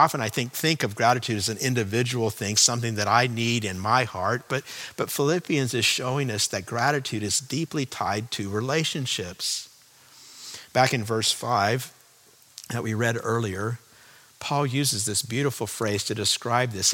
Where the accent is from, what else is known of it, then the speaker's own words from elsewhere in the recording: California, United States; moved away as an adult; also born or lived in Chicago, Illinois; I grew up in California